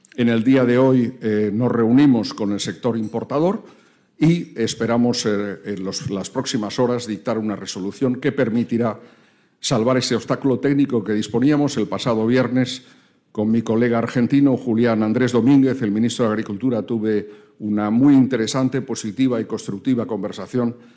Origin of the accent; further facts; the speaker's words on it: Spain; como españoles y como europeos